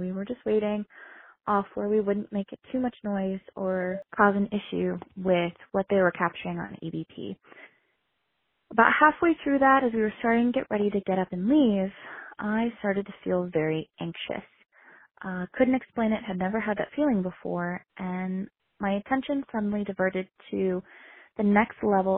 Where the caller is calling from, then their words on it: Bozeman, Montana, United States; I am from Bozeman, Montana, and I want to share my paranormal experience